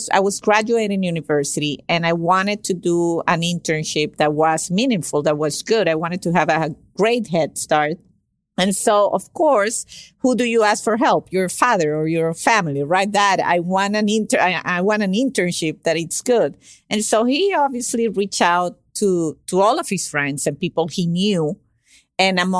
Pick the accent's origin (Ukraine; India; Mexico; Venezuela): Venezuela; moved away as an adult; also born or lived in Caracas, Venezuela; now in Miami, United States; I came from Venezuela to Miami to do my undergraduate internship